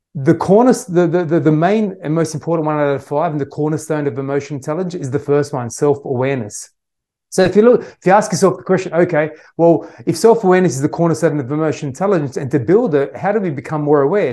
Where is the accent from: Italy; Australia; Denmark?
Australia; I was born in Australia my parents originally uh, came to Australia from Syria